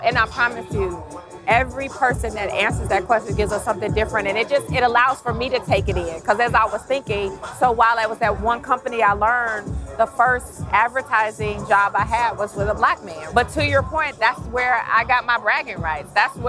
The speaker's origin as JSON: {"language": "English", "town": "Atlanta", "region": "Georgia", "country": "United States", "tie": "born or raised there", "said": "As someone that is born and raised in Atlanta, I could not do this without someone who is born and raised, because it speaks to the culture of Atlanta."}